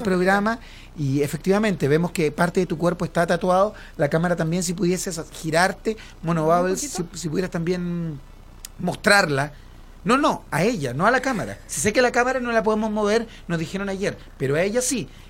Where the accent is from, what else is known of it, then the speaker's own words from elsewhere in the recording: Chile; como chilenos